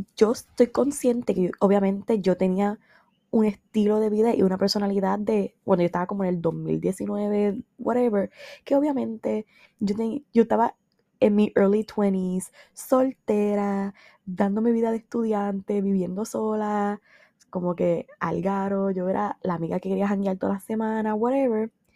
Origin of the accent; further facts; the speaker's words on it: San Sebastián, Puerto Rico; also born or lived in Mayagüez; yo soy del área oeste, yo soy de San Sebastián. Yo hice mi bachillerato en Mayagüez.